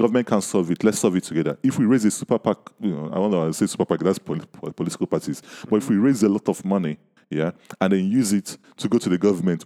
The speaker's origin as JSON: {"language": "English", "country": "Nigeria", "said": "I'm from Nigeria, I live in Nigeria"}